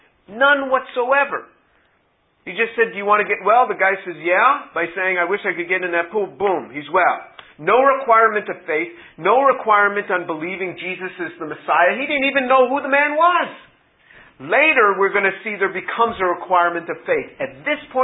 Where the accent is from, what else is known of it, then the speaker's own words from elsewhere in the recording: New York City, New York, United States; moved away as an adult; also born or lived in Indiana; originally I'm from New York City.